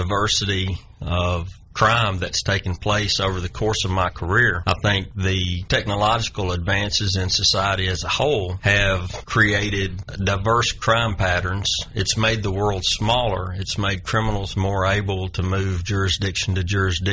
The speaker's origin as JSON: {"language": "English", "town": "Nashville", "region": "Tennessee", "country": "United States", "tie": "born or raised there", "also_born_or_lived": "Murfreesboro / Hendersonville", "said": "I grew up in Nashville, and I attended college in Murfreesboro"}